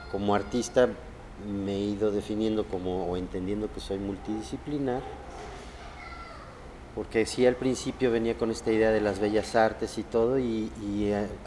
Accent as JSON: {"language": "Spanish", "town": "Xalapa", "region": "Veracruz", "country": "Mexico", "tie": "born there", "said": "nací en Jalapa, Veracruz, y parte de lo que me ha pasado como nativo mexicano es que mi familia me movió por varios lugares de México"}